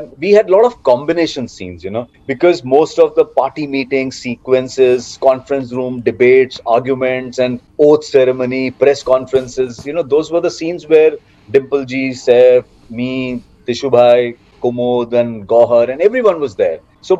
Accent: Jaipur, Rajasthan, India; also born or lived in Ludhiana / Delhi / Faridabad; But I think my major, the grown-up period of my life, you know, when you are like 12, 13 and till the age of 20, I was in Jaipur.

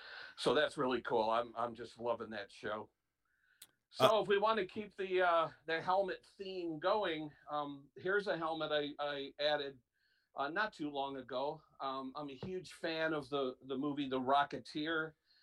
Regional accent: Chula Vista, California, United States; And my dad was stationed in the Navy, and so I'm from Chula Vista, California.

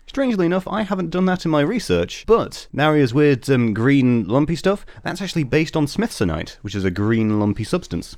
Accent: United Kingdom; we're British.

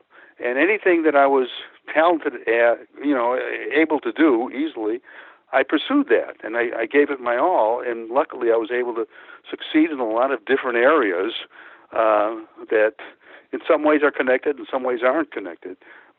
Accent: Pecos, Texas, United States; born there; Because I was born in Pecos. That's where that name comes from, Pecos, Texas.

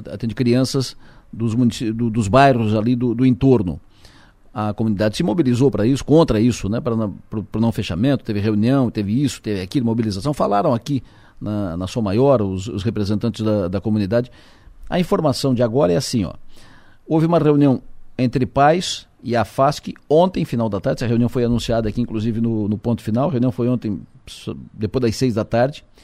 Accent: Araranguá, Santa Catarina, Brazil; eu sou de Araranguá também

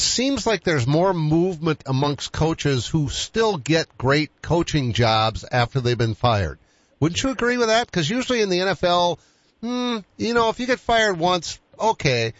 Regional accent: Boston, Massachusetts, United States; I'm from Boston

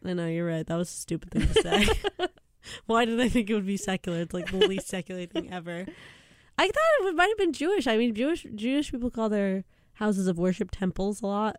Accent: Canada; I'm Canadian

